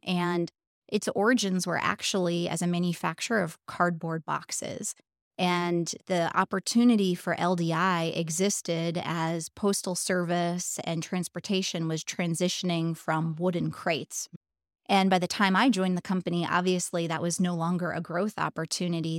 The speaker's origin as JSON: {"language": "English", "region": "Pennsylvania", "country": "United States", "tie": "born or raised there", "moved": "as an adult", "lives_now": "Indianapolis, United States", "said": "I was born in Indianapolis, although I grew up primarily in Pennsylvania"}